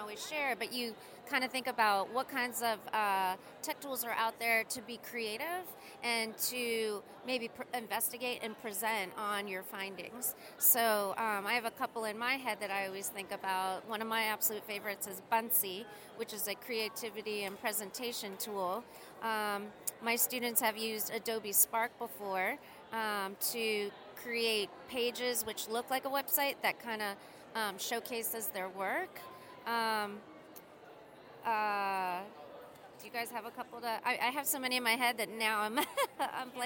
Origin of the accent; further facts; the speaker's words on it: United States; I'm an American in the United States